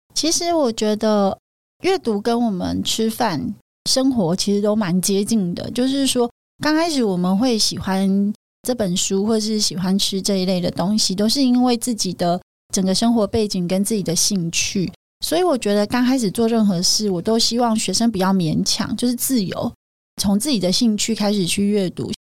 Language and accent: Chinese; Yunlin County, Taiwan; 我之前在云林乡下长大的小孩，那我父母都非常的辛苦